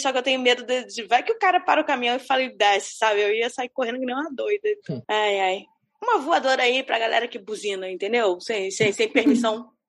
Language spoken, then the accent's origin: Portuguese; Brazil; ou não sei se é porque sou brasileiro.